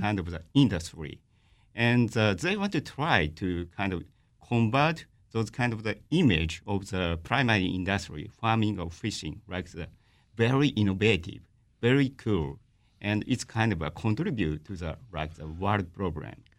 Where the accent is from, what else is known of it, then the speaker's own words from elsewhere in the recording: Fukushima, Japan; I'm from Tohoku, I'm from Fukushima.